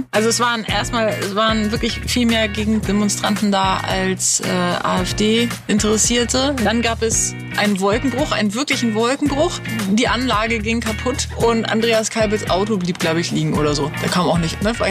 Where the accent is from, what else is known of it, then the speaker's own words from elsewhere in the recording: Hamburg, Germany; moved away as an adult; also born or lived in Berlin; now in Luckenwalde, Germany; Ähm, ich bin aus Berlin hierher gezogen. Bevor ich in Berlin war, komm, äh, war ich in Hamburg. Ich komme aus Hamburg.